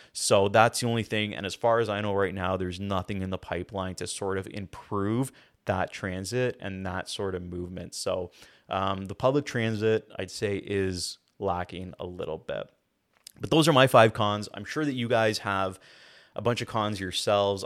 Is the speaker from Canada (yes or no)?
yes; Hamilton, Ontario, Canada; I am born and raised in Hamilton, never left the city, even university.